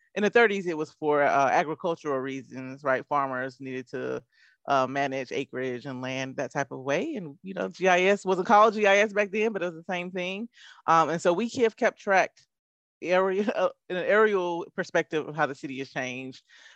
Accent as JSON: {"language": "English", "town": "Durham", "region": "North Carolina", "country": "United States", "also_born_or_lived": "Charlotte, North Carolina", "said": "as a person who's lived here since 2000, I'm from Durham, North Carolina, originally"}